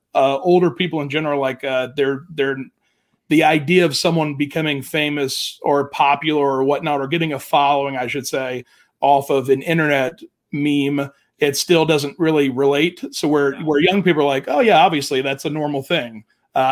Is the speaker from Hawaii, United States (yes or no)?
no; Jacksonville, Florida, United States; growing up in Jacksonville